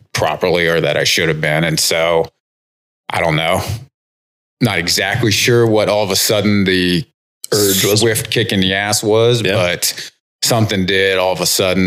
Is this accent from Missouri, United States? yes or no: no; Bolivar, Ohio, United States; I am from Northeast Ohio, kind of Canton area.